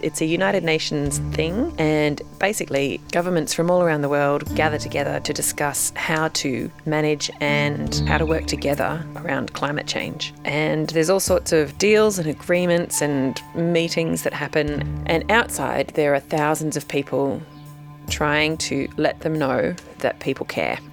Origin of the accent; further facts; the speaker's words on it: Australia; as an Australian